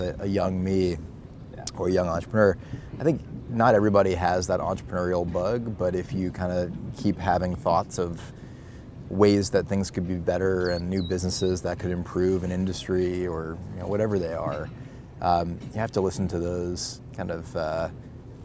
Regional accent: Boston, Massachusetts, United States; we're both Boston guys

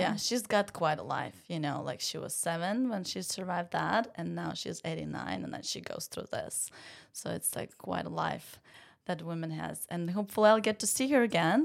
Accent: Ukraine; English is a second language; moved away as an adult; now in Savannah, United States; I am from Ukraine, born and raised, and, uh, came here to play tennis for college

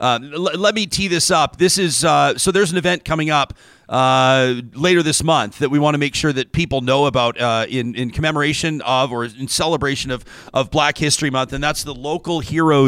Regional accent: Calgary, Alberta, Canada; I grew up in Calgary

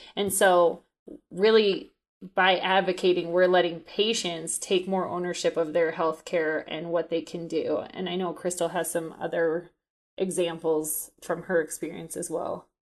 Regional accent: Colorado, United States; I'm from Colorado

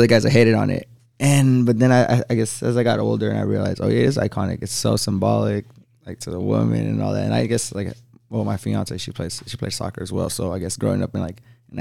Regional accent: Oakland, California, United States; moved away as an adult; now in Chattanooga, United States; I was born in Oakland, California

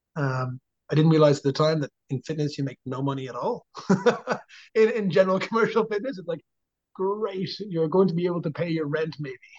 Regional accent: Dublin, Leinster, Ireland; moved away as an adult; also born or lived in Drogheda, Ireland; now in United States; we're from Dublin.

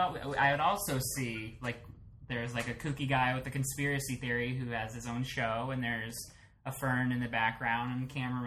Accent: Phoenix, Arizona, United States; I grew up in Phoenix

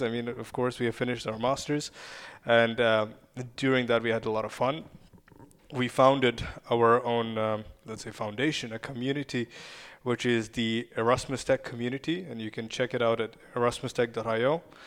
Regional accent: Kyiv, Ukraine; first language Russian and Ukrainian; English is a second language; moved away; I was born and raised in Ukraine

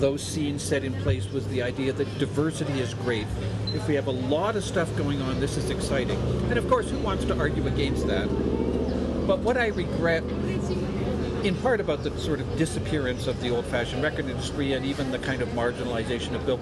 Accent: Canada; as a Canadian

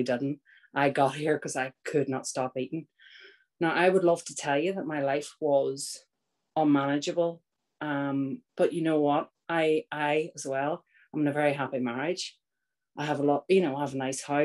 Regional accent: Northern Ireland, United Kingdom; I was born in Northern Ireland. I grew up.

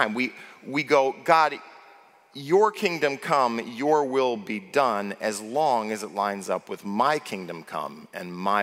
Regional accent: United States; as an American

